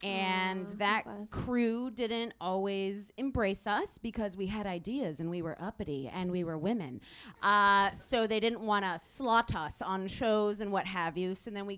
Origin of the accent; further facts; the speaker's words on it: Detroit, Michigan, United States; So we're both like aggressively Midwestern. You know, I'm from the Detroit area.